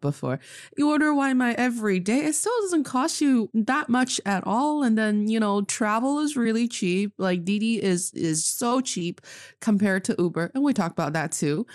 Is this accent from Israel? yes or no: no; Northeast China, China; now in Beijing, China; I am from China, proudly representing the Northeast, Dongbae, and I'm speaking to you from Beijing today.